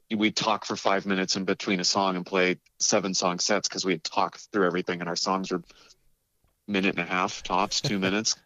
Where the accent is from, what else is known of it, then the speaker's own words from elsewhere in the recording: Carlsbad, California, United States; also born or lived in Colorado; I grew up in North County, San Diego, in a town called Carlsbad. Uh, moved there when I was about eight years old from Colorado and kind of stayed in San Diego for most of my life past